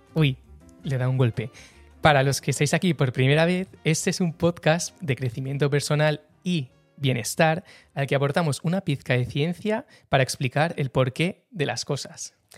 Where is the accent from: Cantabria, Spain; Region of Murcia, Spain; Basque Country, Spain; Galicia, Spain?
Basque Country, Spain; San Sebastián; de San Sebastián, tengo 28 años